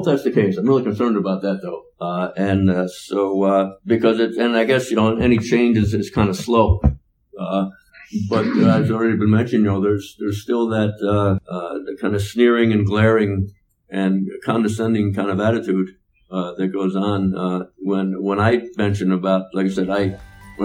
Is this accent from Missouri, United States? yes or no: no; Elizabeth, New Jersey, United States; now in Burien, United States; I'm from Elizabeth, New Jersey. And if there's some folks that have ever seen the opening credits to the TV show The Sopranos, well, that's my old neighborhood